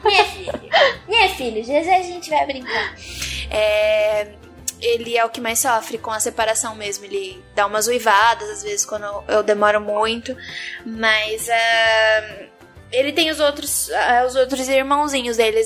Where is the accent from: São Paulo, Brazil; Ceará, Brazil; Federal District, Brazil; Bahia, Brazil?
São Paulo, Brazil; Santos; Eu sou de Santos